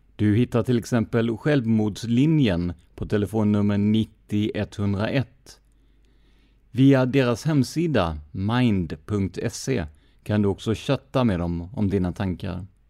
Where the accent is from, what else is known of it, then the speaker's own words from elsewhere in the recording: Karlskrona, Blekinge, Sweden; min hemstad Karlskrona